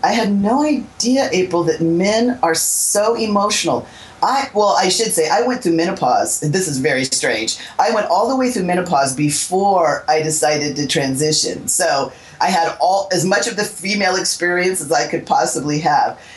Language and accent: English; Southern California, United States; I was born in 1961, but I was born here in Southern California